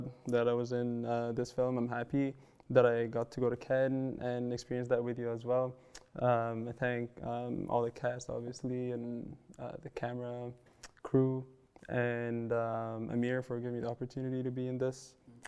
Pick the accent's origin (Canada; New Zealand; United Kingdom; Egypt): Egypt; moved away; I'm Egyptian. Egyptian. I'm from Egypt originally.